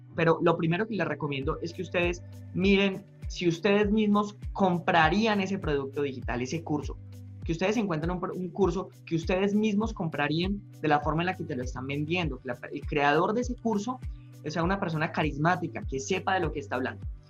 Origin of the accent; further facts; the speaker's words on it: Medellín, Antioquia, Colombia; En Medellín, yo soy, yo soy paisa